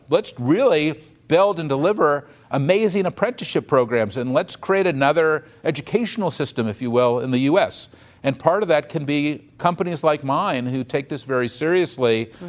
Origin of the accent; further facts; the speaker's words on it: United States; I'm not a Democrat or a Republican. I'm an American.